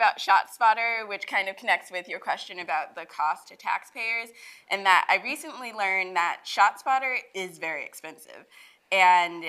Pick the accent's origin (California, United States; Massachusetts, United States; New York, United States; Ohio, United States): New York, United States; New York City; So I'll go back to New York, because that's my hometown.